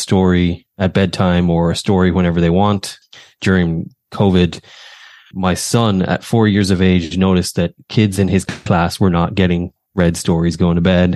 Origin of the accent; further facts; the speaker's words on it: Ireland; moved away as an adult; now in United States; I grew up in Ireland. So my whole life, really, until I got here, 2010 was when I first arrived in America